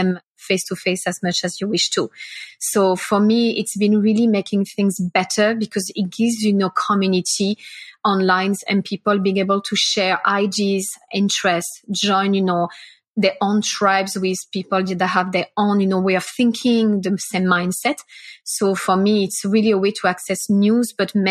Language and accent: English; France; also born or lived in Singapore; now in Melbourne, Australia; I'm from France